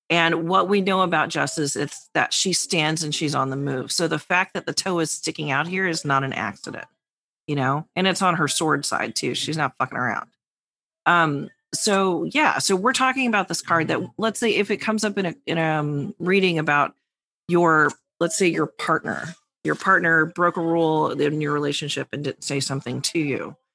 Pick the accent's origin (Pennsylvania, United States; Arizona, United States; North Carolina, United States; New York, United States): New York, United States; the New Yorker.